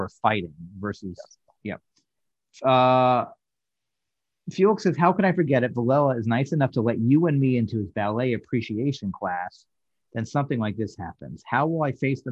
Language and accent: English; New York, United States; I grew up in New York, so I had the privilege of going to a lot of theater in the 70s